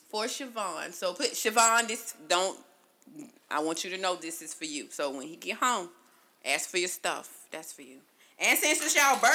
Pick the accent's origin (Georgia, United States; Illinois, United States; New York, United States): Georgia, United States; Augusta; now in Conyers, United States; I'm from Augusta, but I live in Conyers